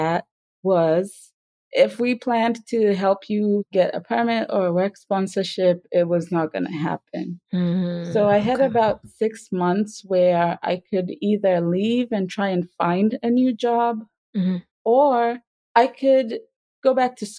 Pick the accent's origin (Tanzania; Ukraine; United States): Tanzania; moved away as an adult; I grew up in Tanzania